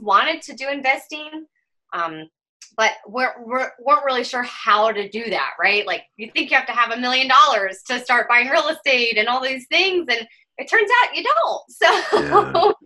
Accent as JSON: {"language": "English", "region": "Western North Carolina", "country": "United States", "tie": "born or raised there", "said": "I grew up in North Carolina, in Western North Carolina"}